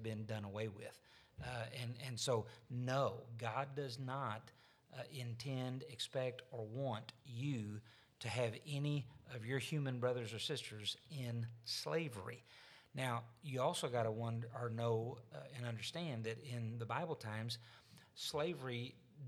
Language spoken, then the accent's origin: English; Arkansas, United States; I'm from Arkansas. I'm a Southerner.